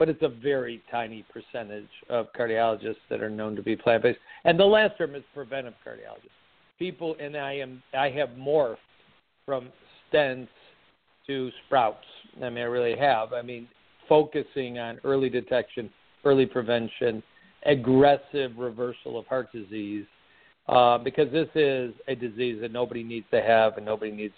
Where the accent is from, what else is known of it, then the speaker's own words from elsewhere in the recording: Michigan, United States; also born or lived in Kansas City, Missouri; I started a job back in Michigan, my home state